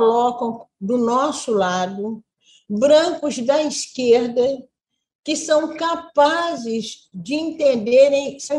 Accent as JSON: {"language": "Portuguese", "region": "Minas Gerais", "country": "Brazil", "said": "eu conheço bem a linguagem, como mineira também"}